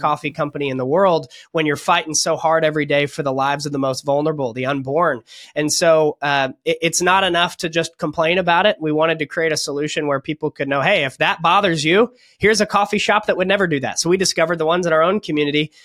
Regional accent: California, United States; moved away as an adult; now in Florida, United States; I'm from California, but we actually just escaped California

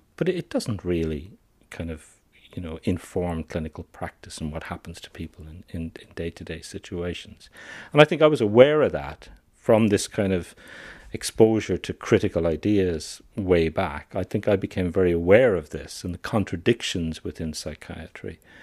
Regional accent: Ireland; I'm an Irish psychiatrist

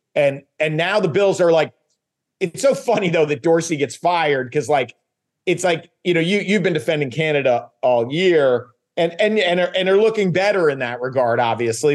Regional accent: U.S. Virgin Islands; moved away; I grew up in St. Thomas in the Virgin Islands.

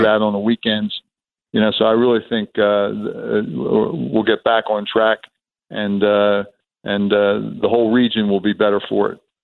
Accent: Atlantic City, New Jersey, United States; moved away as an adult; also born or lived in Chicago / New England; I'm born and raised in Atlantic City

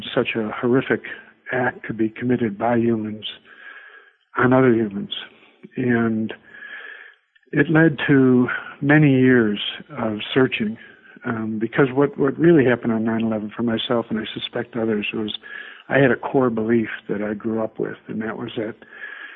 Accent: Buffalo, New York, United States; moved away as an adult; also born or lived in Vienna, Virginia; I was born in Buffalo, New York, 1949, a long time ago. Went to school there

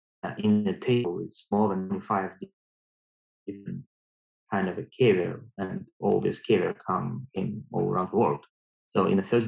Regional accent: Russia; moved away as an adult; now in China; I came from Russia.

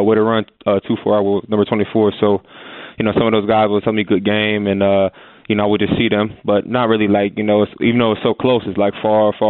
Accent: Erie, Pennsylvania, United States; moved away as an adult; now in Pittsburgh, United States; growing up in Erie

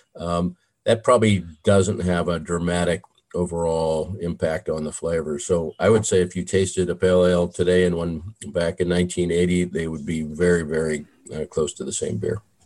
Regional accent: Southern California, United States; I grew up in Southern California

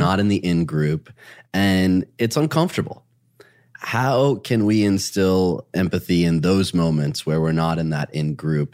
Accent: Dearborn, Michigan, United States; I grew up in Dearborn, Michigan

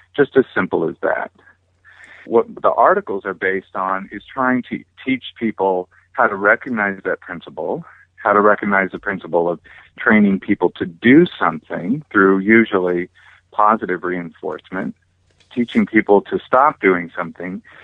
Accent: California, United States; also born or lived in Hawaii; my family moved back over here to California, and I grew up here on the beach

